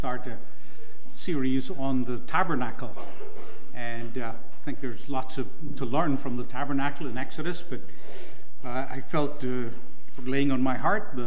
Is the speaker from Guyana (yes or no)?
yes; Guyana; Guyana, my home country